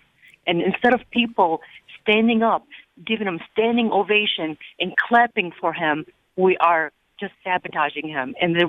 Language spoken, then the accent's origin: English; Iraq; now in Michigan, United States; And I'm from Iraq, and I'm Christian, and my husband's from Iran